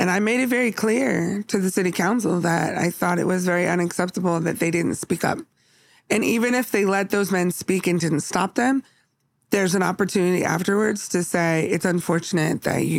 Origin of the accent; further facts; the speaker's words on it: San Jose, California, United States; moved away; I grew up in California